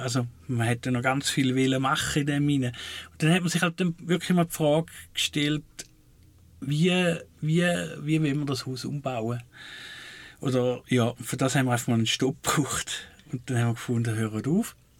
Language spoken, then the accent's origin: German; Switzerland; wo ich herkomme, Waldling